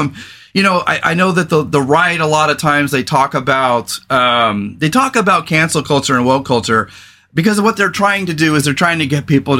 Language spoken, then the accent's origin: English; California, United States; moved away as an adult; now in Portland, United States; I come from California, former veteran